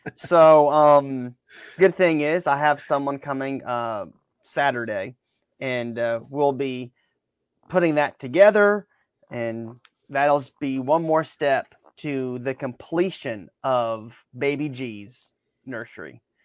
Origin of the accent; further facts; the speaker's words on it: Baton Rouge, Louisiana, United States; moved away; also born or lived in Alabama; growing up in Baton Rouge